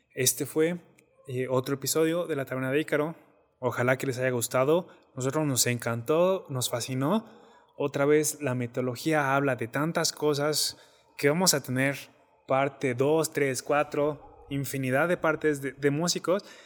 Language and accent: Spanish; Mexico; moved away